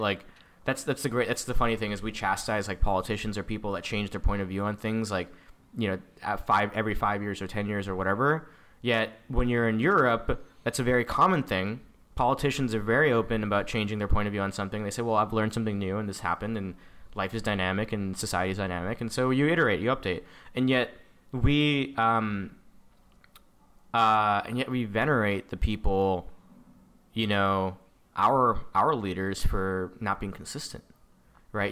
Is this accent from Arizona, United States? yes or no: no; San Diego, California, United States; I am an Indian-American, um, that, you know, grew up in the San Diego